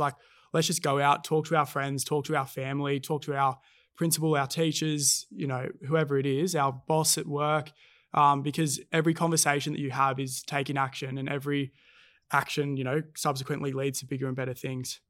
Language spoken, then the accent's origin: English; Cronulla, New South Wales, Australia; growing up in Cronulla